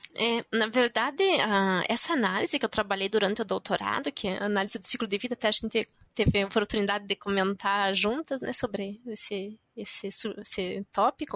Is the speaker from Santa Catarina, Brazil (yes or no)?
yes; Concórdia, Santa Catarina, Brazil; moved away as an adult; also born or lived in Curitiba; now in France; eu nasci em Concórdia e é uma cidade que é a sede da Embrapas Finos e Aves